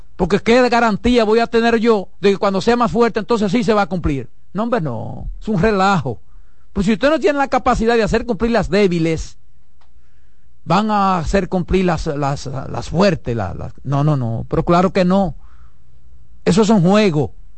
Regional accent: Dominican Republic; mi país

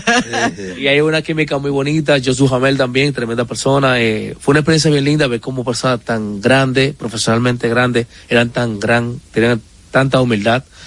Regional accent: San Francisco de Macorís, Duarte, Dominican Republic; nunca he dicho que soy de San Francisco

